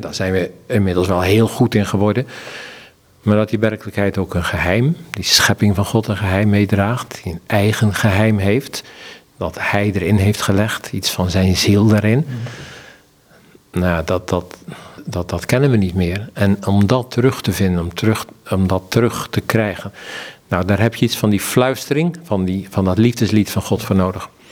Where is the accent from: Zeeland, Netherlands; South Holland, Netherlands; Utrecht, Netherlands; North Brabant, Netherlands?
Zeeland, Netherlands; De agrarische samenleving in het dorp waar ik ben opgegroeid, hè, in Zeeland